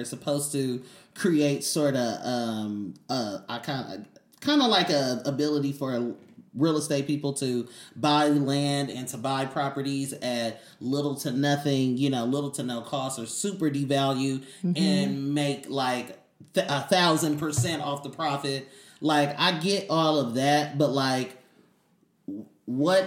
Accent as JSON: {"language": "English", "town": "Oakland", "region": "California", "country": "United States", "said": "I'm from East Oakland"}